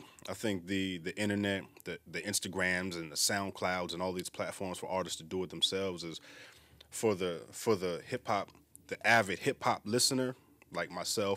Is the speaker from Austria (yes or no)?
no; Long Beach, California, United States; moved away; also born or lived in East Coast; I'm from Long Beach, Los Angeles.